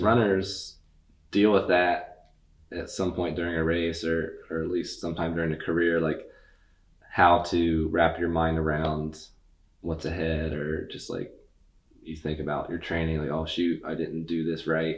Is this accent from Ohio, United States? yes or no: yes; Athens, Ohio, United States; We're both from Athens